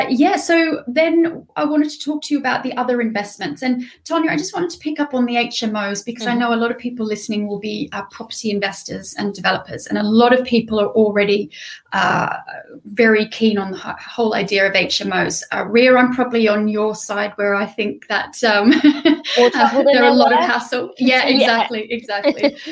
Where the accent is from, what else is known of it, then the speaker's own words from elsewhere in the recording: Australia; accent: Australian; because I'm Australian, so I have an Australian neutral accent